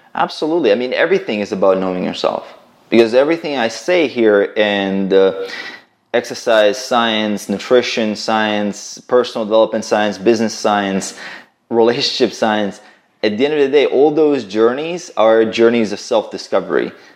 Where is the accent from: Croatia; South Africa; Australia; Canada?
Croatia; I'm a Croatian, right? So yeah. I'm uh, from like actually my family right now we live in um, in on the border between Bosnia and Croatia